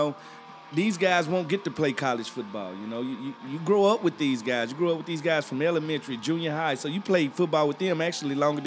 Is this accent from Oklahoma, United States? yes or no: no; Mississippi, United States; moved away; I'm a foreigner. I'm from Mississippi